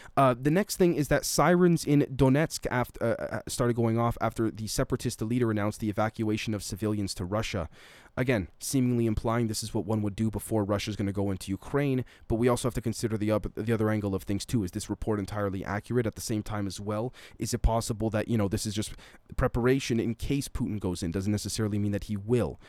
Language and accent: English; Canada; I'm Canadian, I currently live in Canada